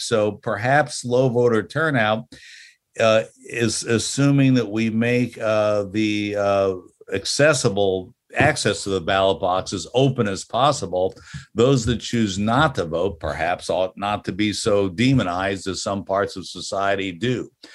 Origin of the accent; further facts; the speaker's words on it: Florida, United States; growing up in Florida